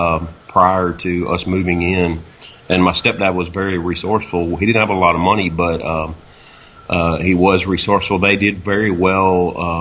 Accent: a little town north of Nashville, Tennessee, United States; moved away as an adult; now in Naples, Florida, United States; raised in a little town north of Nashville, and you know, just a small town mentality

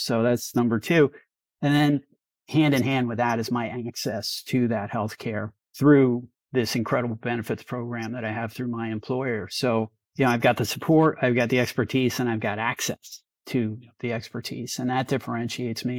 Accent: New York, United States; now in Sonoma County, United States; But I grew up in New York

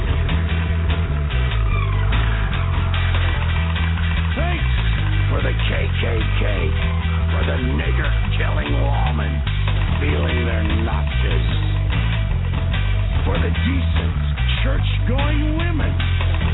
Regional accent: Long Island, New York, United States; I was a coastal kid. I grew up in Long Island, New York, and I partied in the city

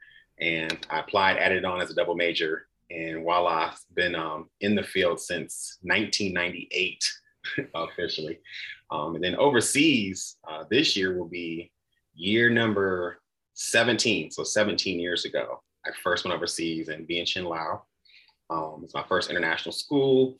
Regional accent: Flint, Michigan, United States; I'm a kid from Flint, Michigan, born and raised

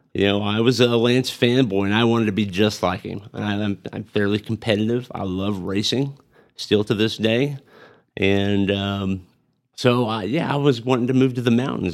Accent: Amarillo, Texas, United States; also born or lived in Pampa, Texas / Tulsa, Oklahoma; I was born in Amarillo, and I've spent most of my life in Amarillo. I spent, uh, a few years in Pampa. I went to middle school and high school in Pampa

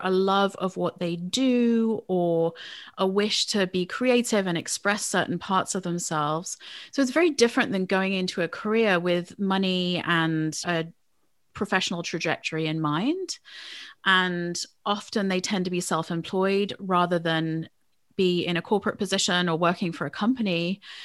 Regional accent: England, United Kingdom; born or raised there; moved away as an adult; now in United States

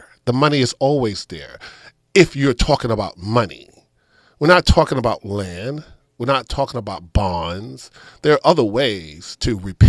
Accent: Katy / Richmond, Texas, United States; also born or lived in Houston; my hometown in Katy, Richmond, Texas

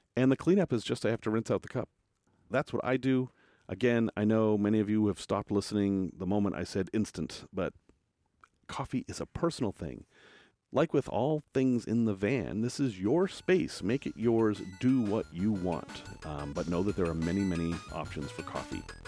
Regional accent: United States; I'm from America

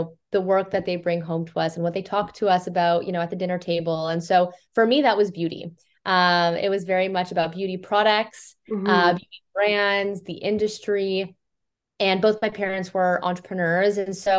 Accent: Toronto, Ontario, Canada; We're Toronto Canadian.

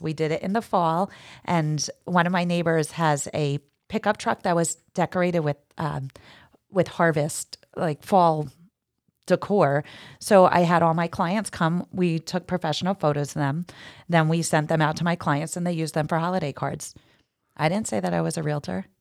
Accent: New Jersey, United States; moved away as an adult; also born or lived in Hoboken, New Jersey; now in Jersey Shore, United States; I'm from North Jersey

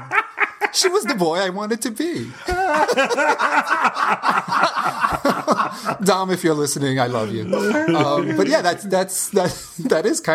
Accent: New York City, New York, United States; the native New Yorker, born and raised

